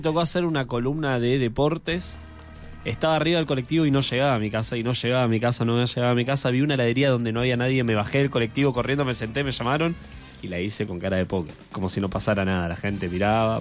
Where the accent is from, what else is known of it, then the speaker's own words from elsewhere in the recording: Misiones, Argentina; now in Buenos Aires, Argentina; Nosotros no somos de Buenos Aires particularmente, somos de Misiones.